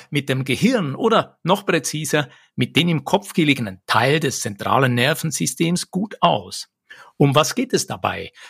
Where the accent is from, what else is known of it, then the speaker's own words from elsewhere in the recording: Lucerne, Switzerland; In meiner Kindheit hier in Luzern in der Schweiz